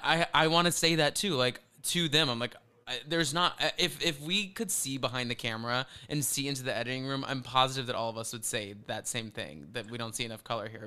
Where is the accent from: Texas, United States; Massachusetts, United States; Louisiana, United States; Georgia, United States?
Texas, United States; Flower Mound; moved away; we're from Dallas, so we're, we're from this place called Flower Mound